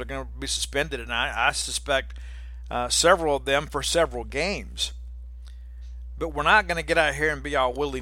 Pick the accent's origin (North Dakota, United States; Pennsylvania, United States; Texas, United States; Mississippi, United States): Mississippi, United States; Columbia; Ernie and I grew up together in Columbia, Mississippi